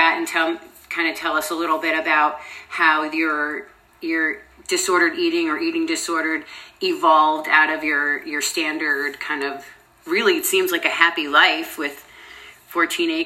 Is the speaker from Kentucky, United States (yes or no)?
no; New York, United States; I'm from New York, actually, so I'm an East Coaster as well